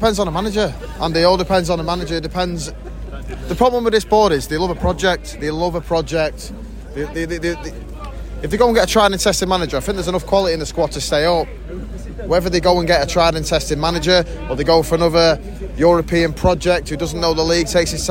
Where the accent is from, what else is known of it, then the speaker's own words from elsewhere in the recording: Blackpool, North West England, United Kingdom; I'm from Blackpool.